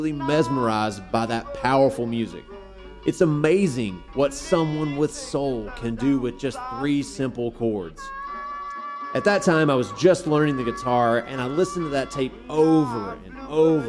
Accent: Mississippi, United States; I grew up in Mississippi

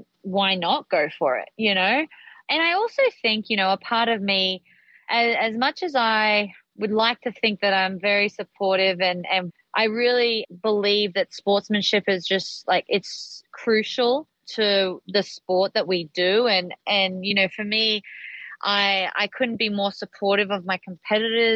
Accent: Australia; when I grew up in Australia.

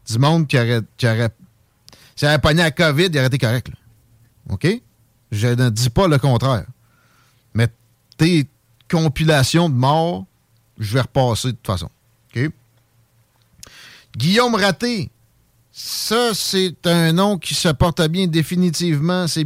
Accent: Quebec, Canada; Moi, je suis un Gaspésien.

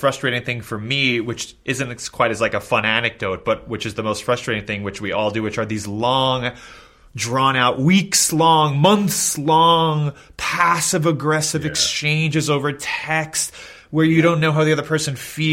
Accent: New York City, New York, United States; I grew up in New York City with very liberal parents.

